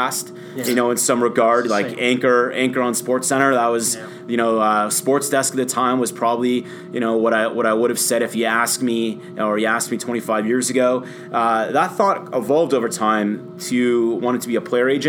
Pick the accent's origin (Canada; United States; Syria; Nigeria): Canada; Toronto, Ontario; I've loved our hometown teams, Leaf fan, you know, growing up. Raptors fan